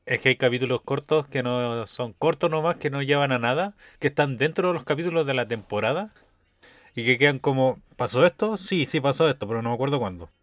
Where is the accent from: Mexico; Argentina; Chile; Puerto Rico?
Chile; Rancagua, O'Higgins; Yo soy de Rancagua